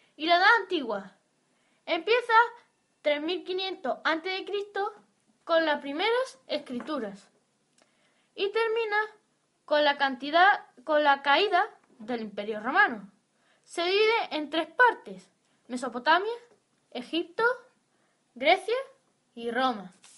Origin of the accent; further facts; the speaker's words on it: Spain; Somos españoles